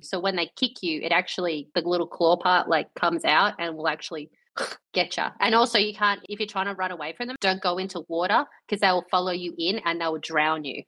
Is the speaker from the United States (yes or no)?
no; Australia; we're Australian